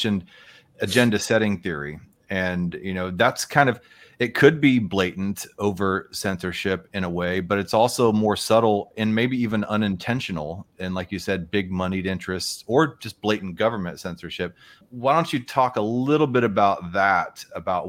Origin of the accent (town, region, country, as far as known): United States